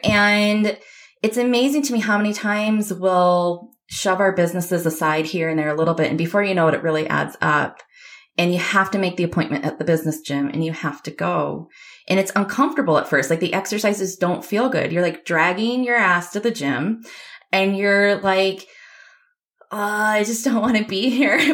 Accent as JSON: {"language": "English", "region": "Michigan", "country": "United States", "tie": "born or raised there", "said": "I grew up in Michigan"}